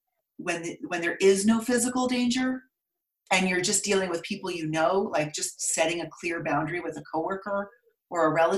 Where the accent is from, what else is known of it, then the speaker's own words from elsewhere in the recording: Stanford, California, United States; moved away as an adult; also born or lived in Brooklyn, New York; I was born in California, Northern California, grew up on Stanford campus because my mom was going to school.